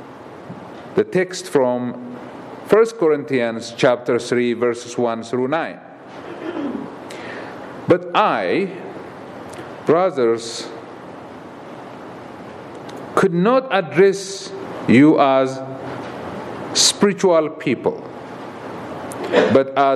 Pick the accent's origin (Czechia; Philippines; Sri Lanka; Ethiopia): Ethiopia; moved away as an adult; I'm from Ethiopia